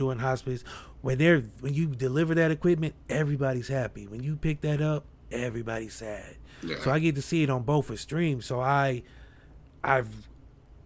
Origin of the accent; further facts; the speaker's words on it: Akron, Ohio, United States; I'm from Akron, but we're close to Cleveland